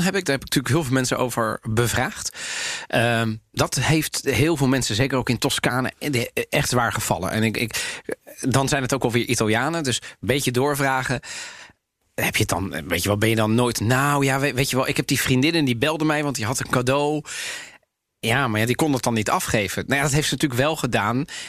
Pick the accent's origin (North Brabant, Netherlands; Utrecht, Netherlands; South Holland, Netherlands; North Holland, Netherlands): North Holland, Netherlands; Amsterdam; zei, waar kom jij vandaan? zei ik Amsterdam.